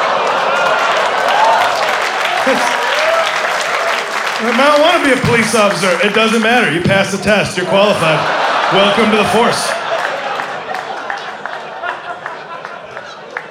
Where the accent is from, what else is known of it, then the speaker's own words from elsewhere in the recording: United States; I'm from America